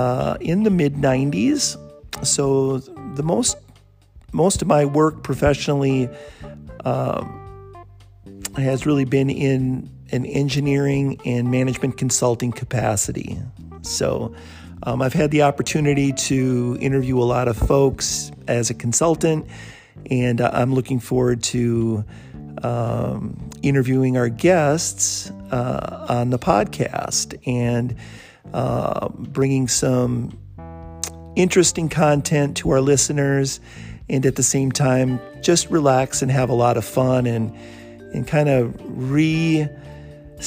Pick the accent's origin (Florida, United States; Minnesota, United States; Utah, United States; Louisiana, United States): Minnesota, United States; Bloomington; moved away as an adult; also born or lived in San Diego; I'm from the Twin Cities area, grew up in Bloomington, went to high school at John F. Kennedy